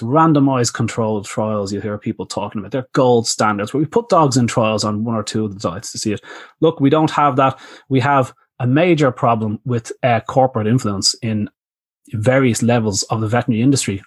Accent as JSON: {"language": "English", "country": "Ireland", "also_born_or_lived": "Australia", "moved": "as an adult", "said": "I came from Ireland"}